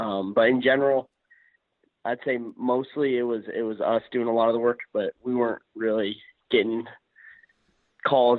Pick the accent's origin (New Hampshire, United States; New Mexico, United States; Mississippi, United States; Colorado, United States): Colorado, United States; from Colorado, born and raised. Love my hometown